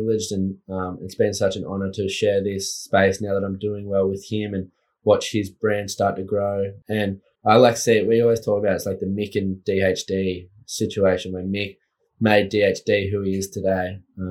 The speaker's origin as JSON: {"language": "English", "town": "Evans Head", "region": "New South Wales", "country": "Australia", "tie": "born or raised there", "also_born_or_lived": "Lismore / Woodburn", "said": "I've been born in Evans Head."}